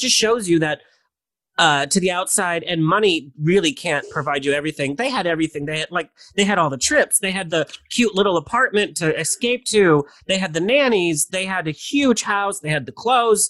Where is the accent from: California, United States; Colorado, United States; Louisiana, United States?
California, United States; Orange County; I was born and raised in Orange County.